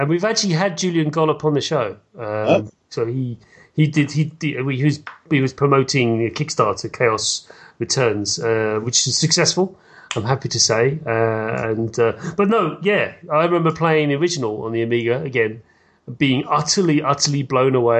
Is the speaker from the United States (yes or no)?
no; United Kingdom; I'm British